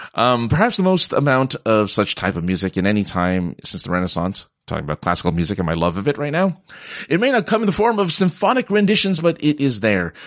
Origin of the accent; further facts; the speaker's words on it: California, United States; I come from California